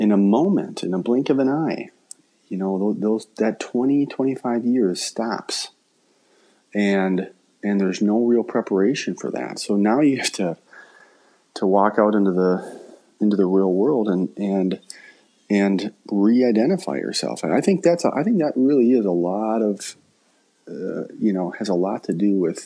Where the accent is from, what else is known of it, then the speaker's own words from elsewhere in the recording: Hastings, Minnesota, United States; growing up in Hastings